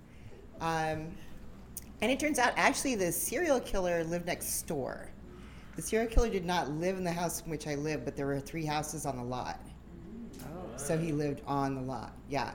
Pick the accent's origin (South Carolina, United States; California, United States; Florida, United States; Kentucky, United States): California, United States; San Diego; I'm from San Diego.